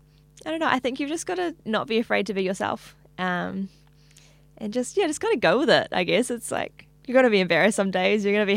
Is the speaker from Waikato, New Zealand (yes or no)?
yes; Hamilton, Waikato, New Zealand; now in Auckland, New Zealand; Hamilton, yeah.